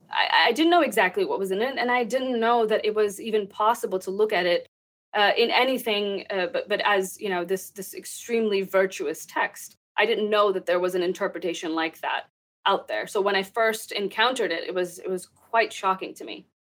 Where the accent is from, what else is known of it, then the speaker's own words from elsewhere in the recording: Texas, United States; also born or lived in Pakistan; I grew up in Texas